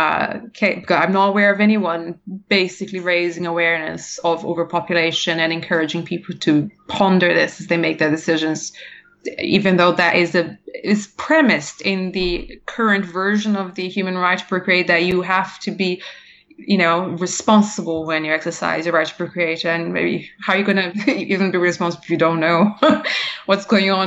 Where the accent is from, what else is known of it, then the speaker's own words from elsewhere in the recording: Brazil; moved away; I'm from Brazil originally